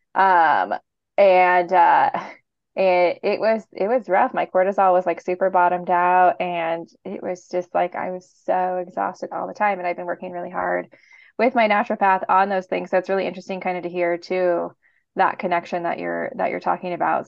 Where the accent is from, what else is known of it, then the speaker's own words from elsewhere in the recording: Portland, Oregon, United States; I'm from Portland